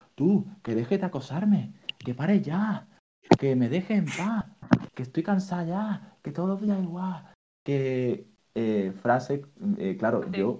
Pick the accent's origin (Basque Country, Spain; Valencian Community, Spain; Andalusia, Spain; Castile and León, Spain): Andalusia, Spain; Málaga; Yo soy de Málaga